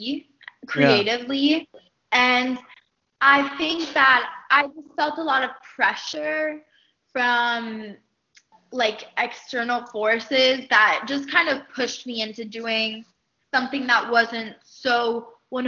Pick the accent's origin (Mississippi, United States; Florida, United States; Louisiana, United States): Florida, United States; Miami; growing up in Miami